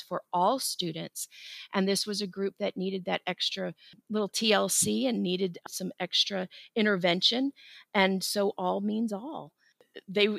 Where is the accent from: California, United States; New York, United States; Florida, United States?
Florida, United States; I grew up in Florida, and during my college years, I worked at Disney